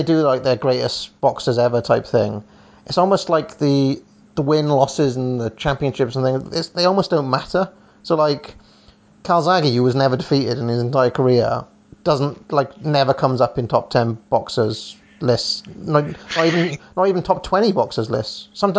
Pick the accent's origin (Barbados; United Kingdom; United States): United Kingdom; Wales; he's Welsh and I am also Welsh.